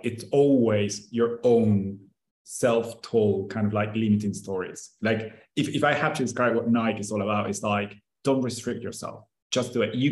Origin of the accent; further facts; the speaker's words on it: Argentina; I'm from Argentina